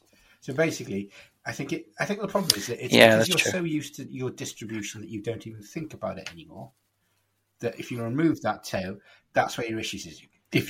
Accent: Tenby, Wales, United Kingdom; I'm actually from Tenby.

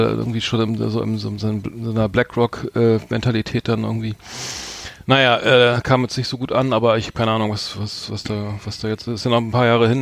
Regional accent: Germany; als Deutscher

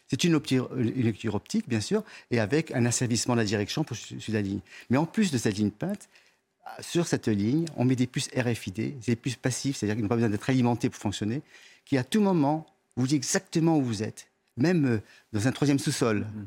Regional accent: France; je suis français

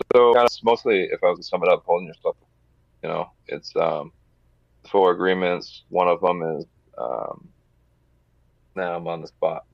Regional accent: New Hampshire, United States; growing up in New Hampshire, I uh, lived in one of the larger cities

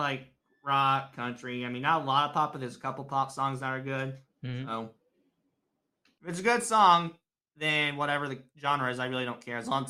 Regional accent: United States; accent: American; I definitely have an American accent.

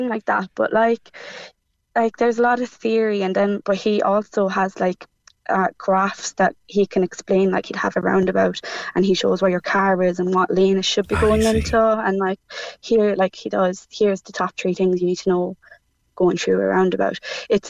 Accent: Cork, Munster, Ireland; moved away as an adult; now in Limerick, Ireland; I'm living in Limerick even, but I'm from Cork

